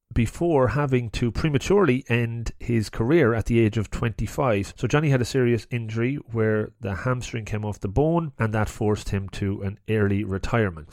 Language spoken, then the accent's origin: English; Longford, Leinster, Ireland; I grew up in Longford